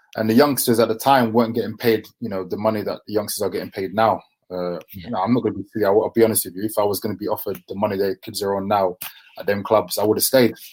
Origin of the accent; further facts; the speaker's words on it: London, United Kingdom; we grew up in Deptford, Lewisham, so it's quite near the Millwall area